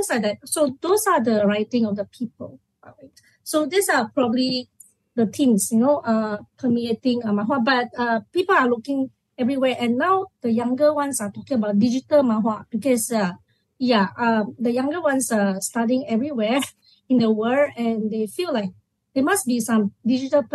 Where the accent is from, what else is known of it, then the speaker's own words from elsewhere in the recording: Malaysia; after independence, 1957, we are Malaysian